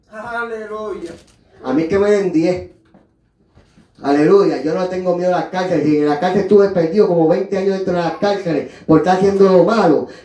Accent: Puerto Rico; moved away; Ahí en Buffalo, New York, yo tuve que, aleluya, como llegué de Puerto Rico, aleluya, y cogí ayuda de gobierno

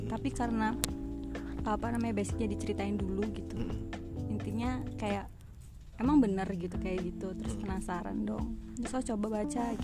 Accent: Cirebon, West Java, Indonesia; Oh, kalau asal dari Cirebon.

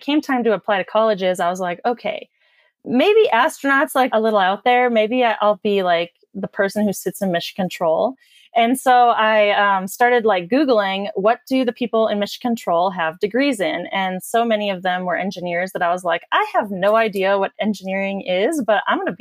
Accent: North Dakota, United States; I grew up in North Dakota, and I guess you could consider it a small town

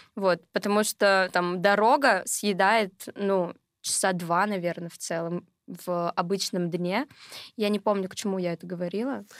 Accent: Sverdlovsk Oblast, Russia; moved away as an adult; now in Moscow, Russia; Сама я из региона, то есть я не москвичка, сама я из Свердловской области

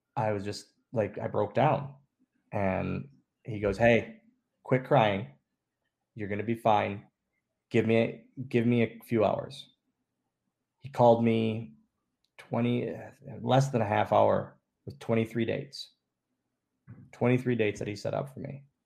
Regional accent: Oshkosh, Wisconsin, United States; moved away; we're just two small town guys. Like that's that's what we are. We're from Oshkosh, Wisconsin.

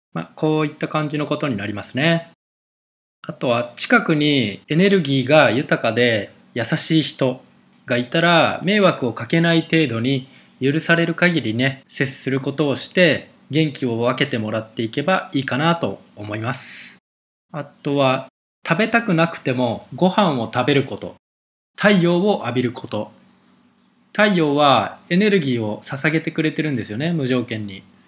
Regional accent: Japan; 日本の生活生まれ育って

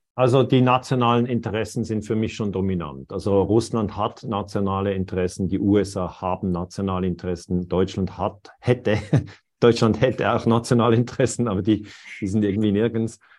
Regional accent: Switzerland; ich bin Schweizer

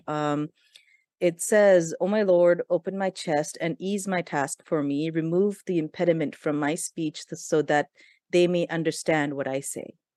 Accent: Pakistan; I'm from Pakistan

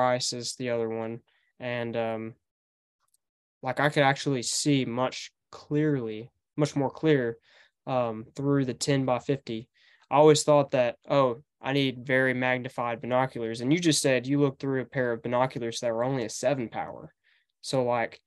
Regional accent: Paris, Tennessee, United States; also born or lived in McKenzie, Tennessee; So I go to school here in McKinsey, Tennessee. That's just 20 miles from my hometown in Paris

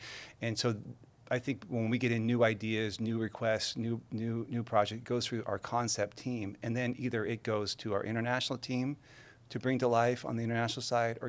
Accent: San Diego, California, United States; born there; now in Carlsbad, United States; We moved to San Diego. I was born in San Diego, but it moved to Carlsbad.

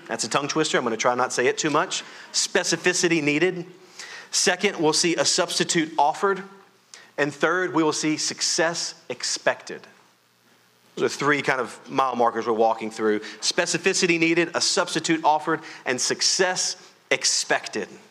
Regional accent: Louisiana, United States; I am from Louisiana, and so we know how to raise our voice.

